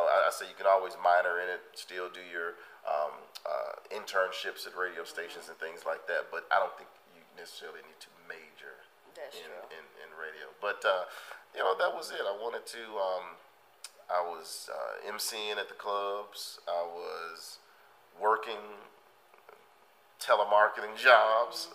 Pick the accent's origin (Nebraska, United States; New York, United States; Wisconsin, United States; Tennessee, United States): Tennessee, United States; Memphis; I'm from northeast Memphis, so I grew up in the Kingsbury area.